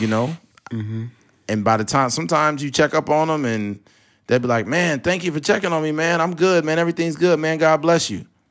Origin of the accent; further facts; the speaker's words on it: California, United States; I'm from California